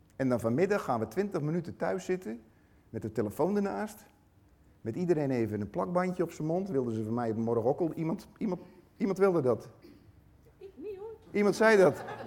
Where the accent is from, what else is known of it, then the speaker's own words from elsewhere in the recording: Tholen, Zeeland, Netherlands; van het eiland Tola.